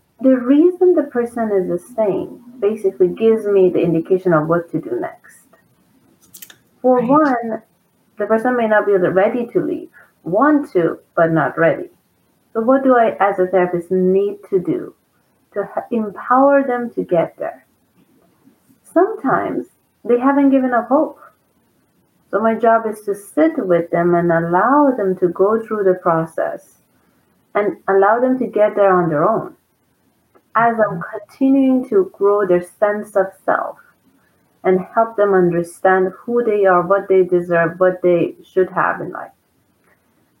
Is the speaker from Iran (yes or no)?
yes; Iran; now in Southern California, United States; I'm from Iran, and Iran is controlled by a very horribly cruel dictatorship